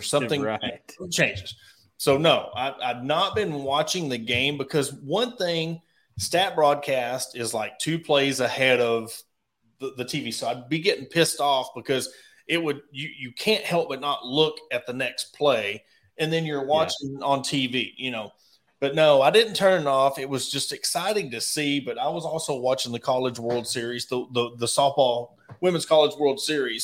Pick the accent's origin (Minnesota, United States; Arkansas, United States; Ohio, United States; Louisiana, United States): Arkansas, United States; Ozark; I was born and raised in Ozark, Arkansas